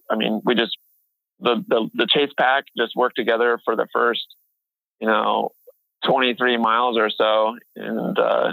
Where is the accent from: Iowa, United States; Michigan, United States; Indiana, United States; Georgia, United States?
Iowa, United States; Boone; also born or lived in Seward, Nebraska / West Des Moines, Iowa; So I'm currently 27 years old. I was born in Seward, Nebraska, but I grew up in Boone, Iowa. I'm currently living in West Des Moines, Iowa.